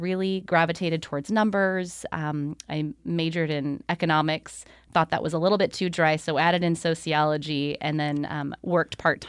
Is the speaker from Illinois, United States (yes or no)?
no; California, United States; I grew up in Central California, and okay. I grew up at a lake.